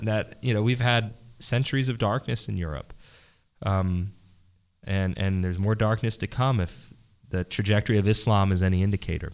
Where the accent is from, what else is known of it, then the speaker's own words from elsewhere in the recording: Philadelphia, Pennsylvania, United States; I'm from Pennsylvania. I'm from Philadelphia